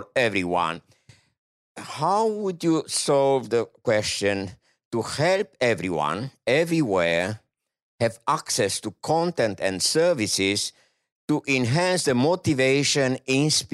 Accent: France; I'm from France

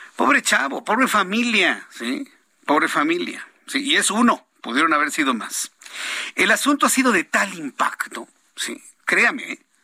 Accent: Mexico; yo también soy un ciudadano mexicano también

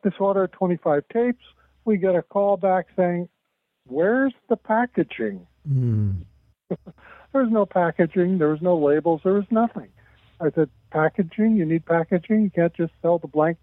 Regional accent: Florida, United States; I grew up in Florida, lived in Florida, never went to Illinois

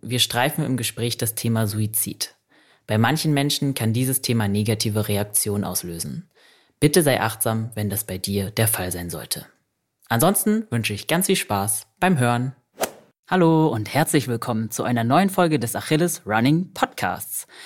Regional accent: Berlin, Germany; ich als Berliner

